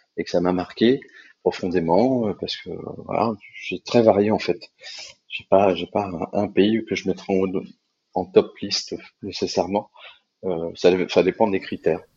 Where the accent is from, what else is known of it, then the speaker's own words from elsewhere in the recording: Paris, Île-de-France, France; en tant que Parisien